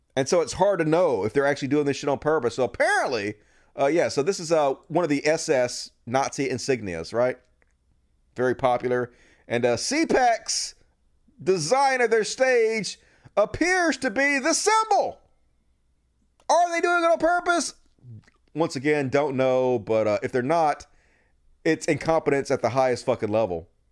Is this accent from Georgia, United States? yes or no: no; Mississippi, United States; my home state, Mississippi